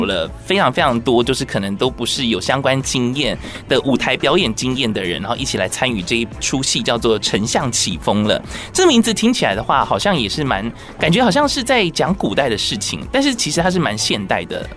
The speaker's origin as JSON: {"language": "Chinese", "area": "Fengshan", "region": "Kaohsiung", "country": "Taiwan", "tie": "born or raised there", "said": "我也是小时候是从凤山长大"}